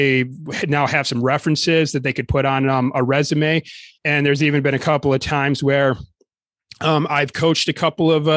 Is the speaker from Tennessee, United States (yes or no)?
no; Lower Peninsula, Michigan, United States; growing up in the Lower Peninsula, I was just used to Michigan being flat farmland for the most part.